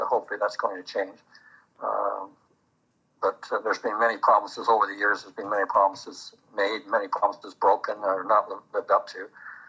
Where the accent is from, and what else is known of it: Stoney Creek, Ontario, Canada; born or raised there; moved away as an adult; also born or lived in England / Vankleek Hill, Ontario / Williams Lake, British Columbia; now in British Columbia, Canada